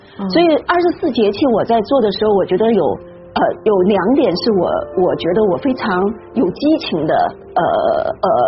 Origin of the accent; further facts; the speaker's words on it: China; 我们中国人